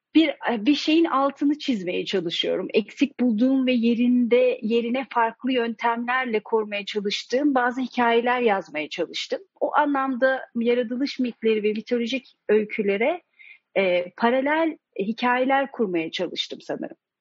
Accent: Turkey; Ben Türkiye'de yetiştim

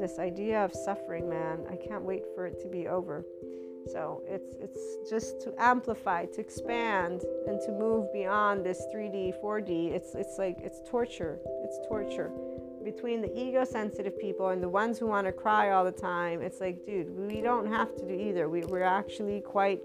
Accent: United States; looked at me as an American Italian

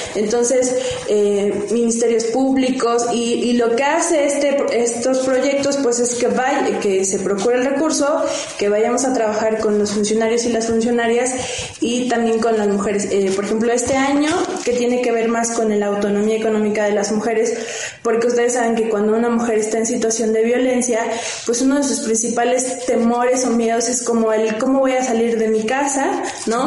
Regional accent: Cuetzalan, Puebla, Mexico; yo soy de Cuetzalan

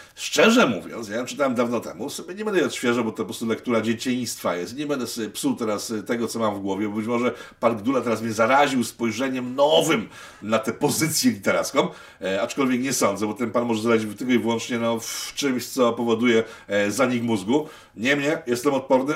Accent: Łódź, Łódź Voivodeship, Poland; ja z Łodzi

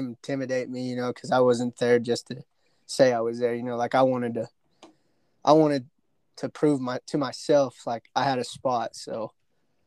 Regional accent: Dalhart, Texas, United States; I'm from Dalhart, Texas.

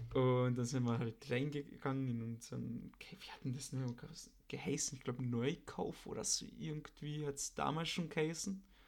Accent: Austria; bei uns in Österreich

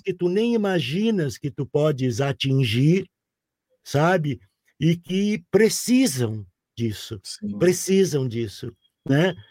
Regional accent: Porto Alegre, Rio Grande do Sul, Brazil; born or raised there

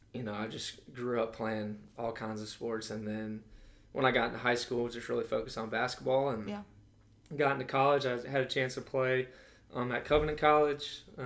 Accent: Birmingham, Alabama, United States; But I am from Alabama. That's where my roots are. Grew up in Birmingham.

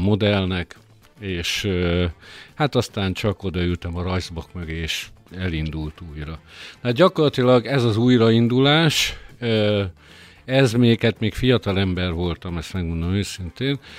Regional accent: Békés, Hungary; békési vagyok eredetileg

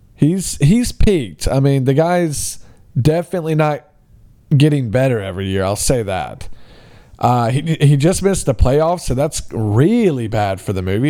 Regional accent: Alabama, United States; my hometown of, uh, Alabama

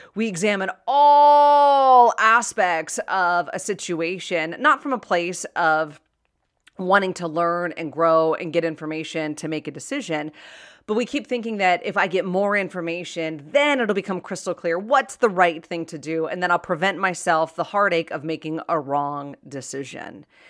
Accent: Pittsburgh, Pennsylvania, United States; I was born and raised in Pittsburgh, and that's the word they use in Pittsburgh, yins

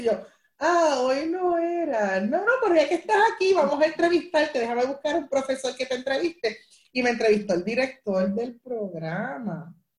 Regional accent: Carolina, Puerto Rico; yo soy aquí de Carolina, eh, toda mi vida me crié aquí

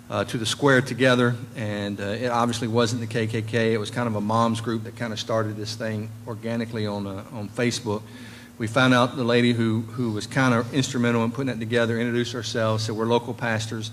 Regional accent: Nashville, Tennessee, United States; now in Franklin, United States; I've been born and raised in Nashville

